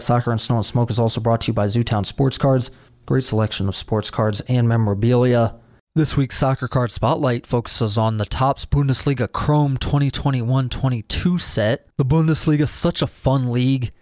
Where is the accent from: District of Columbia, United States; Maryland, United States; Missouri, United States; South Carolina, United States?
District of Columbia, United States; Washington; my hometown, Washington, D C